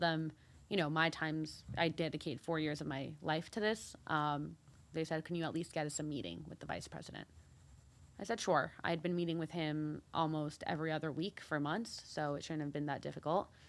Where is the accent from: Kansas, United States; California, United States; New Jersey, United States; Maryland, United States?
New Jersey, United States; Deal; also born or lived in Mexico / New York; I was born there. Um, and my brother was too, and then we moved to the U S. Um, I grew up in Deal, New Jersey